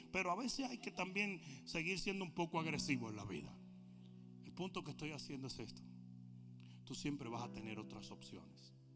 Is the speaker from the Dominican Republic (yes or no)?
yes; Dominican Republic; nosotros dominicanos vamos 0 to 60